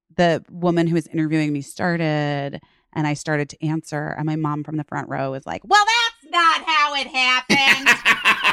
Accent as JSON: {"language": "English", "region": "Arizona", "country": "United States", "tie": "born or raised there", "also_born_or_lived": "Chicago, Illinois", "said": "we moved to, um, Arizona for my dad's job when I was going into first grade"}